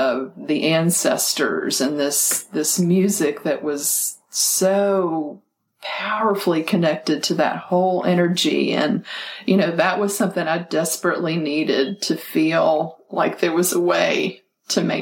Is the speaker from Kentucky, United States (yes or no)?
yes; Kentucky, United States; also born or lived in Columbia, South Carolina; we moved from Kentucky when I was four and lived in Columbia, South Carolina till I was 10.